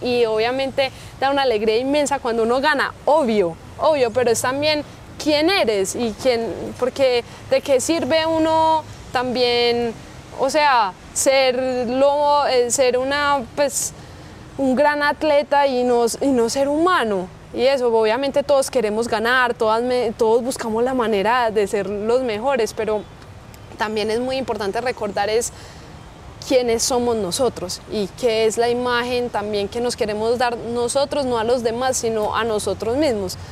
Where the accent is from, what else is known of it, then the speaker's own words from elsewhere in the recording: Colombia; yo soy orgullosamente colombiana